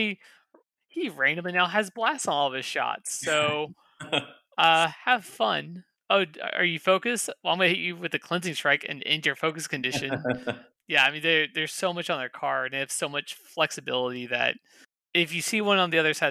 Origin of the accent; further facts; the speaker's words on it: Kansas City, United States; moved away; I'm from Kansas City and I hate that place